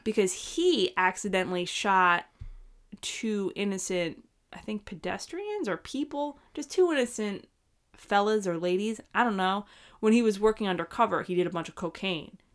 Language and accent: English; New York, United States; moved away as an adult; we are both from New York